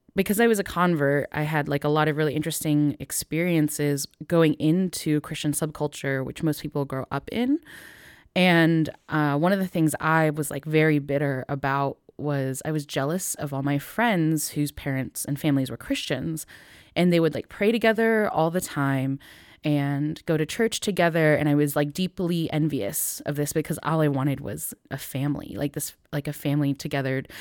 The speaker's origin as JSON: {"language": "English", "town": "Northville", "region": "Michigan", "country": "United States", "tie": "born or raised there"}